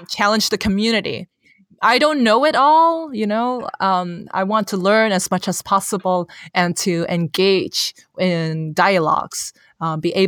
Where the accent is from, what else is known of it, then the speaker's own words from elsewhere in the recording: Hong Kong; first language Cantonese; English is a second language; moved away as an adult; now in San Francisco, United States; I'm born and raised in Hong Kong, so I'm not an American. But I live in San Francisco